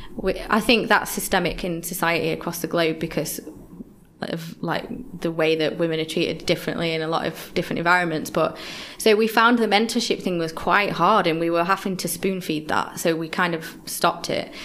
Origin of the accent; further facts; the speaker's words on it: Yorkshire and the Humber, United Kingdom; now in London, United Kingdom; when I first came to London, I'm from Yorkshire originally